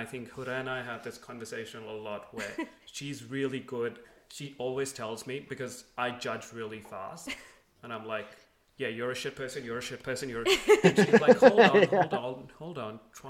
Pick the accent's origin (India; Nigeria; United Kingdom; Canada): India; moved away; I was born and brought up in India.